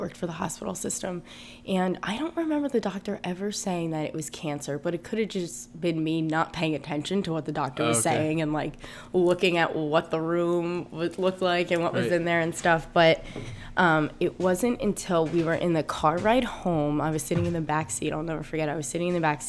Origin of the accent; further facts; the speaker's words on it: Green Brook, New Jersey, United States; also born or lived in North Plainfield; I grew up in Greenbrook, which is a really small town. It's like a mile wide